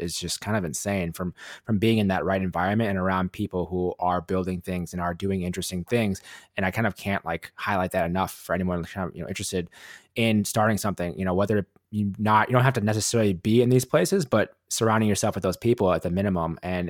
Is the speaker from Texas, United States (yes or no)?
no; Wisconsin, United States; moved away as an adult; also born or lived in Las Vegas; now in Los Angeles, United States; I'm from Wisconsin originally and decided to move to Las Vegas